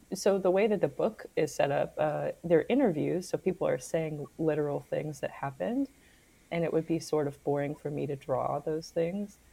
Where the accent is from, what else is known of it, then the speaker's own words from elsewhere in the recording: New York, United States; moved away; maybe that's part of being a New Yorker. I don't live in New York right now